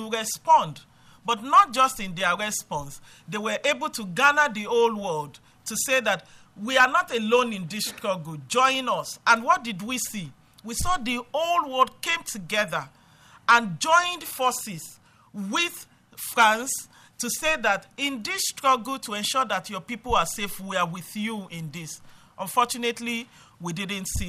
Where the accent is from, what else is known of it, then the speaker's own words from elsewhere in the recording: Abuja, Federal Capital Territory, Nigeria; I'm from Nigeria. I'm from Abuja, Nigeria.